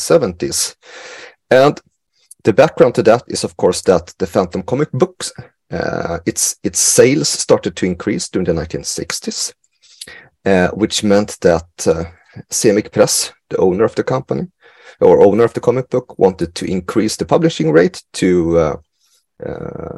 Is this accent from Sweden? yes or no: yes; Sweden; I grew up in Sweden during the 80s and 90s